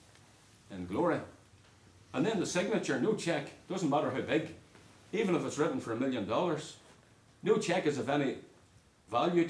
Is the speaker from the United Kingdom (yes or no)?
yes; Northern Ireland, United Kingdom; moved away; When I was growing up in Northern Ireland